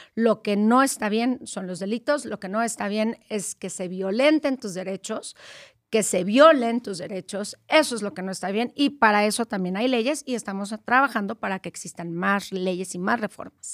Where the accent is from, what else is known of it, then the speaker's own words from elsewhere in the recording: Guerrero, Mexico; Pues yo soy de Guerrero, no soy acapulqueña